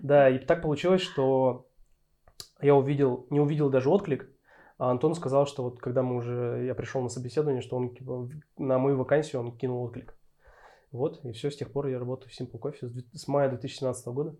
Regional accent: Berezovsky, Sverdlovsk Oblast, Russia; also born or lived in Yekaterinburg; На данный момент я живу в городе Березовский. Вот, это мой родной город.

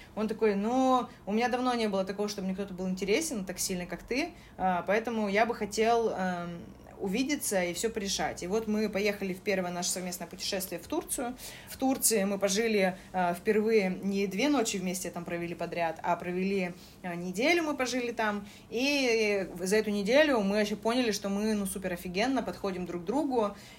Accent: Saint Petersburg, Russia; Я была из Питера

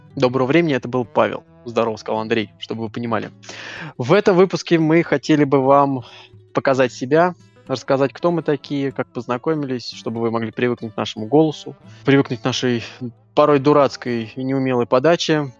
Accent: Moscow, Russia; мы из Москвы

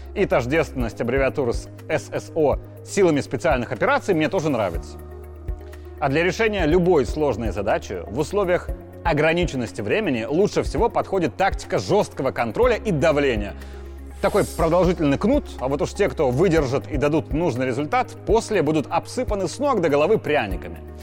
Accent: Belarus; я белорус

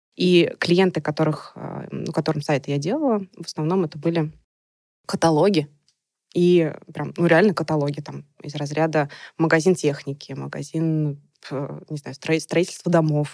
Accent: Nizhny Novgorod, Nizhny Novgorod Oblast, Russia; на меня вышли студии города моего. То есть я из Нижнего Новгорода

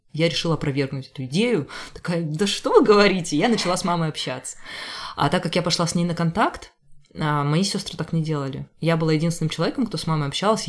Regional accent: Rubtsovsk, Altai Krai, Russia; now in Saint Petersburg, Russia; я из Рубцовска, Рубцовск маленький город в Алтайском крае.

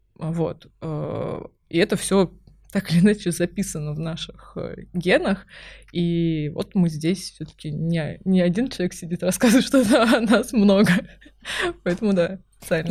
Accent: Kaliningrad, Kaliningrad Oblast, Russia; now in Moscow, Russia; я выросла в Калининграде

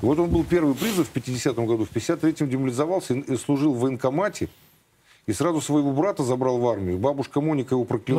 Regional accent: Bilibino, Chukotka Autonomous Okrug, Russia; moved away; also born or lived in Lithuania / Bulgaria; жили мы на Чукотке всю жизнь. Ну, долгое время, десять лет. В, так сказать, становление мое, как мальчишки, произошло на Чукотке с мужиками. В поселке Билибино строили атомную электростанцию

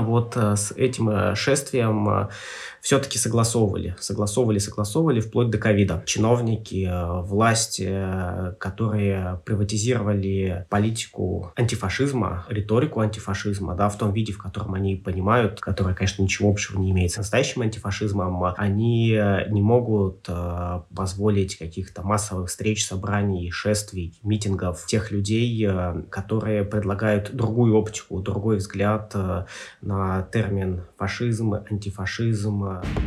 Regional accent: Arkhangelsk Oblast, Russia; moved away; also born or lived in Moscow; я родился ну, в конкретном месте, в Архангельской области, что детство в, той, в тех природных условиях

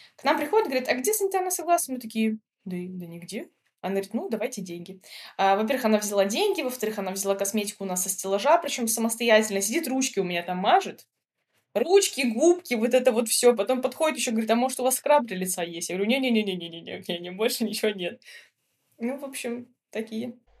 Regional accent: Minsk, Belarus; moved away as an adult; also born or lived in Georgia; now in Montenegro; Мы из Минска, это большой город

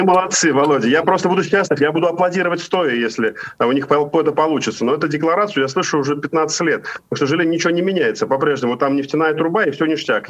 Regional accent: Ufa, Bashkortostan, Russia; moved away as an adult; now in Spain; в Уфе, в моем родном городе

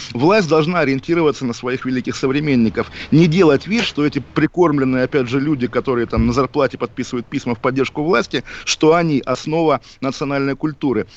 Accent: Kaliningrad, Kaliningrad Oblast, Russia; мой родной город Калининград

